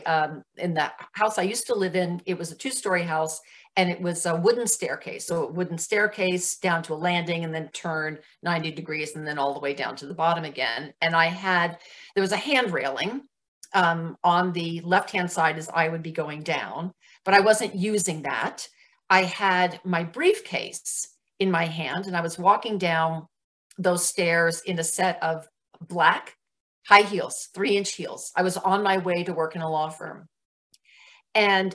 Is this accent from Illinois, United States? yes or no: no; New Jersey, United States; moved away; I was raised back east in New Jersey